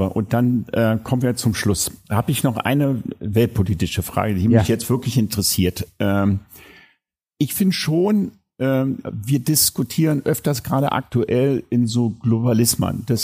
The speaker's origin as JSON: {"language": "German", "region": "West Germany", "country": "Germany", "said": "Und ich habe im Nachgang auch für mich reflektiert, dass man so eine moralische Überlegenheit hatte als Wessi."}